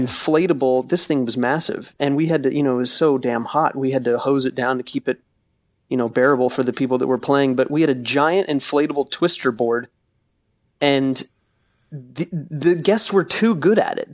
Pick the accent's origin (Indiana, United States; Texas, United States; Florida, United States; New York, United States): Florida, United States; I'm from Florida